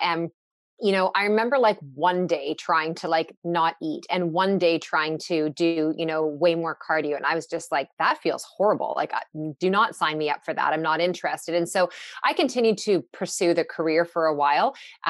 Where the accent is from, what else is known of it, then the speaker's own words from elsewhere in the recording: Newmarket, Ontario, Canada; I was working part-time at a gym in the town I grew up in Newmarket